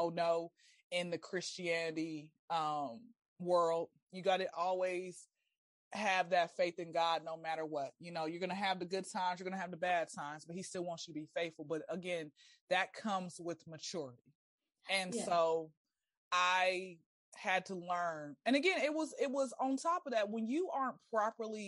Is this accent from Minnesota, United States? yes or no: no; Atlanta, Georgia, United States; I'm born and raised in Atlanta